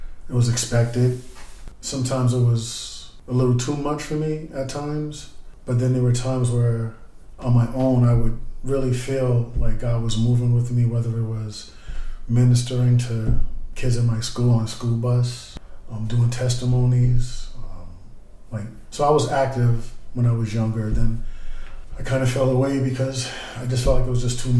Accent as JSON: {"language": "English", "town": "Boston", "region": "Massachusetts", "country": "United States", "tie": "born or raised there", "said": "Growing up in Roxbury in that era, it was really violent"}